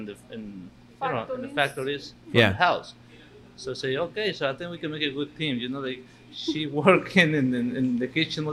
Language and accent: English; Puebla, Mexico; now in Winchester, United States; I'm from Puebla, Mexico